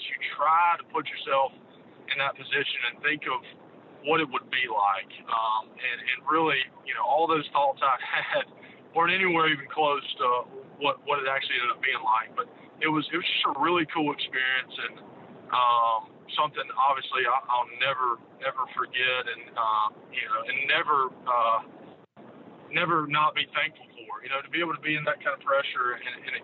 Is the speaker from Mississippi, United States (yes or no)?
yes; Jackson, Mississippi, United States; I grew up in Jackson